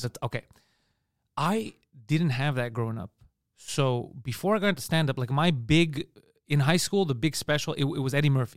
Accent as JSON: {"language": "English", "town": "Montreal", "region": "Quebec", "country": "Canada", "accent": "Park X Greek accent", "said": "it's a Park X Greek accent. There's a neighborhood here called Park"}